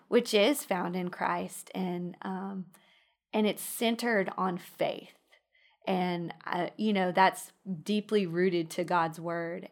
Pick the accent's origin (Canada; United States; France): United States; Midland, Texas; moved away as an adult; now in Alabama, United States; I grew up in Midland